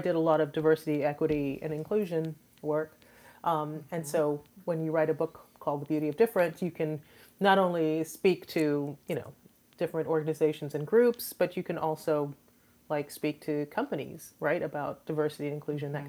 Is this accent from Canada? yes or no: no; Trinidad & Tobago; now in Houston, United States; I am an immigrant. I am originally from the Caribbean, from Trinidad and Tobago.